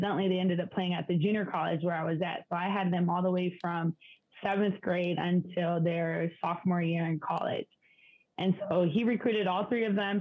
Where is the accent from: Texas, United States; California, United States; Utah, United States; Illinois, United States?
California, United States; San Diego; also born or lived in Mexico; my hometown in San Diego